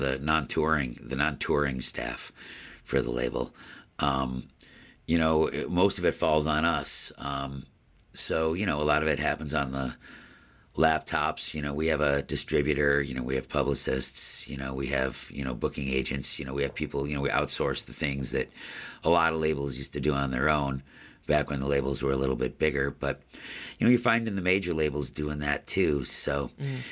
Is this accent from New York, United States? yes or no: yes; Buffalo, New York, United States; my hometown here in Buffalo, New York, where I uh, grew up